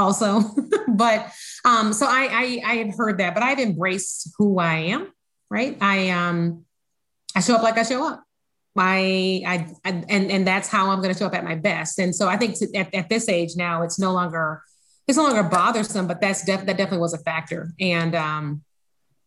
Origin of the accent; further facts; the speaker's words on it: Alabama, United States; moved away; I'm from Alabama